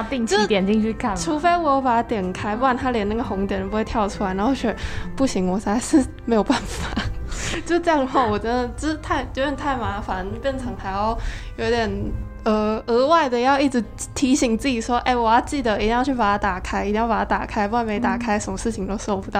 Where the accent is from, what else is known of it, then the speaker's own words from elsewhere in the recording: Changhua County, Taiwan; 因为我是彰化人，然后那间就是彰化私校，啊，我蛮多认识的朋友都读那里